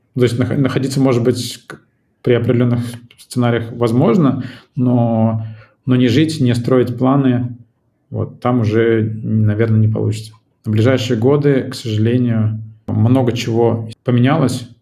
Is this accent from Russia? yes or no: yes; Saint Petersburg, Russia; moved away as an adult; now in Tbilisi, Georgia; родился и вырос в Петербурге